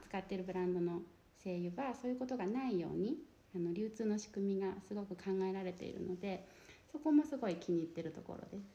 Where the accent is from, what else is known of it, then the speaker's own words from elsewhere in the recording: Ōkuwa, Nagano, Japan; now in Shiojiri, Japan; 私はあの出身がの木曽郡の大桑村なんですけど、野尻で